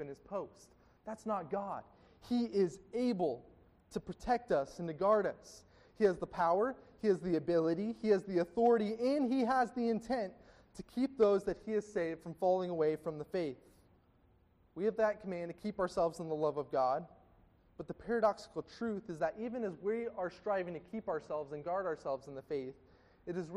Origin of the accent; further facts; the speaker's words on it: Gilbert, Arizona, United States; I grew up in Gilbert, Arizona, and attended a classical charter school